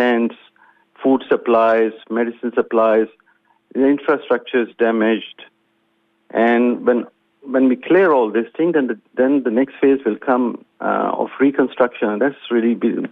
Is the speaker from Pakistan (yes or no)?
yes; Pakistan; now in Australia; being Pakistani or being of Pakistani origin